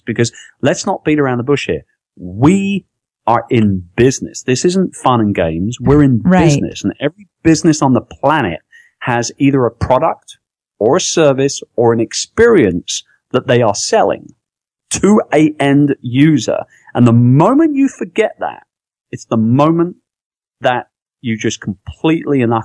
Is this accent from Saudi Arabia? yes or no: no; London, United Kingdom; moved away; also born or lived in Philippines; I'm from London. I'm from England, right?